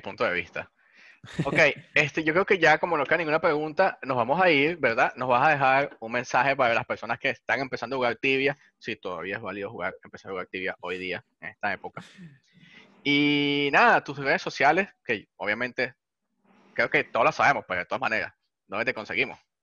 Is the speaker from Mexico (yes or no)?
no; Venezuela; soy venezolano